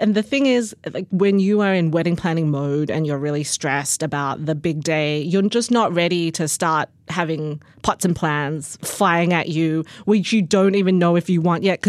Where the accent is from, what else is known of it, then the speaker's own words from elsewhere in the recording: Australia; now in United States; I moved from Australia to the US in 2004, so it could have changed since then. But the thing that I love about Australia, that was really the culture growing up in Australia